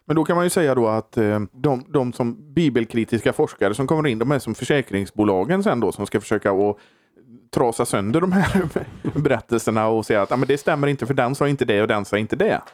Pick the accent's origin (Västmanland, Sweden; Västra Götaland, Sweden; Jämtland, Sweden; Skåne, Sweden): Västra Götaland, Sweden; Borås; jag kommer från Borås